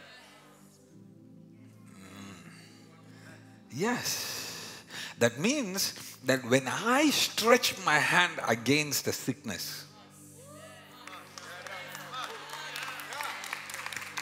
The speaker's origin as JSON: {"language": "English", "country": "India", "accent": "Indian", "moved": "yes", "lives_now": "Montreal, Canada", "said": "my Indian accent"}